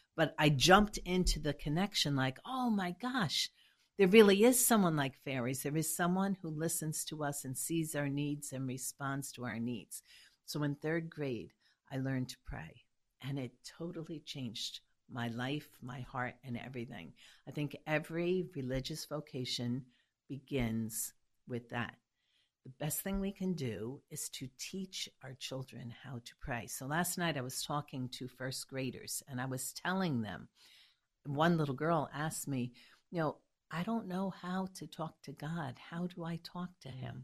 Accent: New York City, New York, United States; I was born in Hell's Kitchen

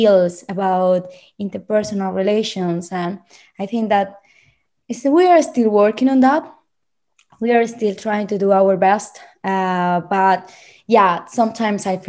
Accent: Bucaramanga, Santander, Colombia; English is a second language; moved away as an adult; now in London, United Kingdom; I found this program in my hometown, Bucaramanga

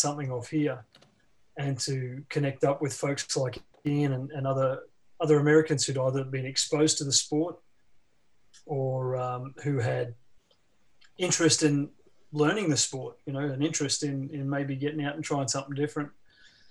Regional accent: Brisbane, Queensland, Australia; moved away as an adult; now in Richmond, United States; I'm from Brizzy originally.

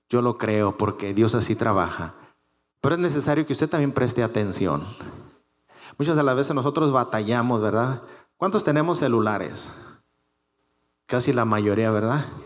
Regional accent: Mexico; Todos los que somos mexicanos, cuando vamos a la Embajada de México, ¿qué hermanos? Estamos arreglando situaciones mexicanas.

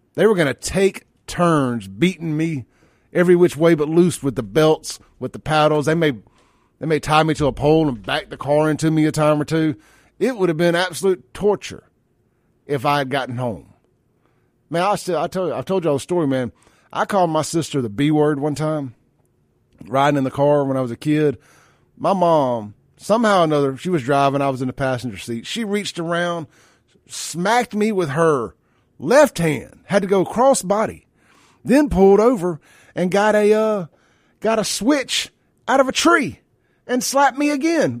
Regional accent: Jackson, Mississippi, United States; I'm from South Jackson. We ain't really had no trailers in South Jackson. Our rival was Pearl

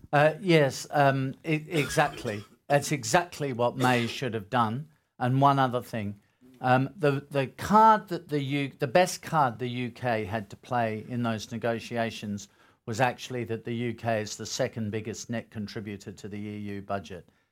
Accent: Australia; as an Australian

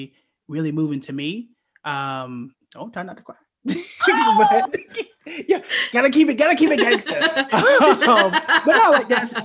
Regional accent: Oklahoma, United States; moved away as an adult; I'm from Oklahoma

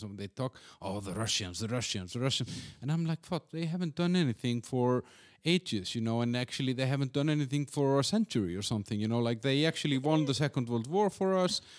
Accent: Iceland; moved away; also born or lived in Copenhagen; I'm from Iceland.

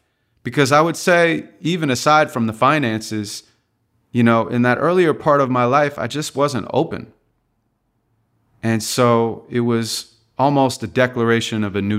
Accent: Santa Monica, California, United States; I grew up in Santa Monica, California, and my father wasn't around. My mom's a school teacher, so she raised me on her own.

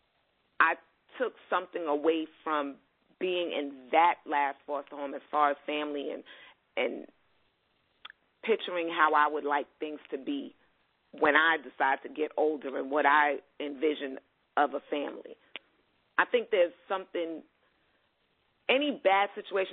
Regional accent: New York City, New York, United States; I was born and raised in Brooklyn.

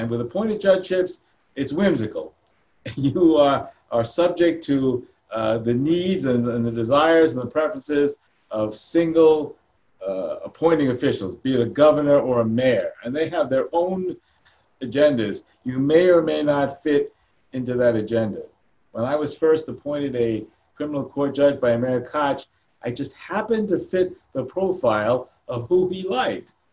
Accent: New York City, New York, United States; I grew up in Queens

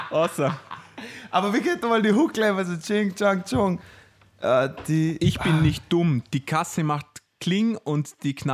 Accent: Austria; uns als Österreicher, glaube ich, gar nicht so bewusst.

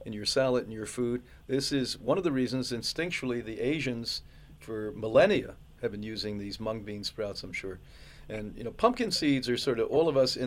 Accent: Northeast, United States; the whole time I grew up in the Northeast

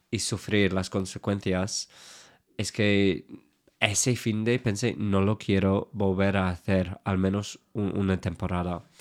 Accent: England, United Kingdom; Spanish is a second language; moved away; Creo que siendo inglés es claro lo que quiero decir.

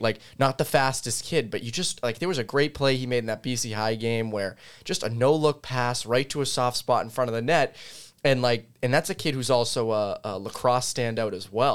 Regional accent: Framingham, Massachusetts, United States; from my hometown of Framingham

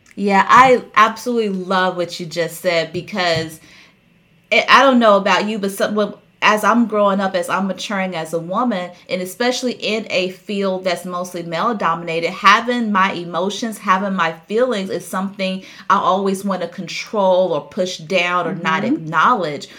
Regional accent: the South, United States; I grew up in the South

